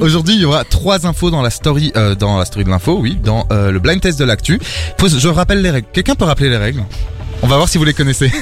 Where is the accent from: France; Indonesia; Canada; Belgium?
Belgium; also born or lived in Portugal; Je suis le seul, euh, belge et encore, euh, pas trop